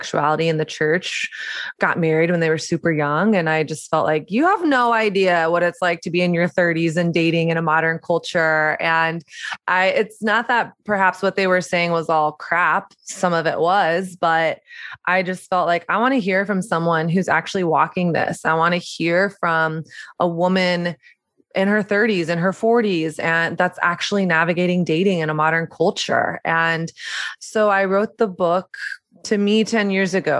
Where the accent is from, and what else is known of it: the South, Southern United States, United States; born or raised there; moved away as an adult; also born or lived in New York City